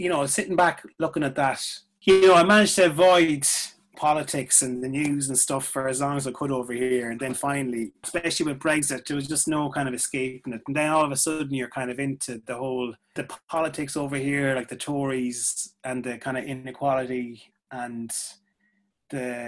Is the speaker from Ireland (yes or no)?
yes; Ireland; accent: Irish; moved away as an adult; now in London, United Kingdom; when I start talking, it's like, all right, obviously Irish